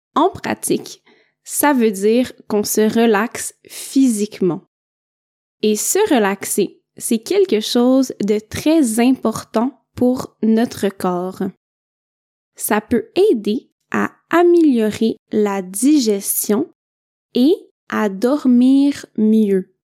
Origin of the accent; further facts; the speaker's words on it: Quebec, Canada; je viens du Québec